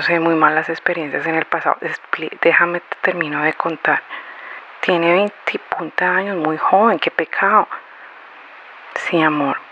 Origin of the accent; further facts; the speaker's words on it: Colombia; moved away as an adult; also born or lived in Florence, Italy; now in Sydney, Australia; Volví a Colombia en el año de mil novecientos noventa y nueve